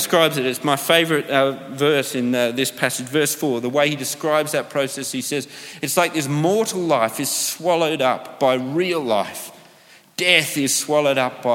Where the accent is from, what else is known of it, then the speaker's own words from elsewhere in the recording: Australia; moved away; growing up in Australia